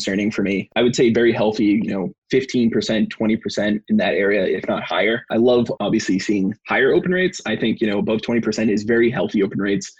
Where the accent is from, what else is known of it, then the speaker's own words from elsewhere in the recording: East Coast, United States; Born and raised in East Coast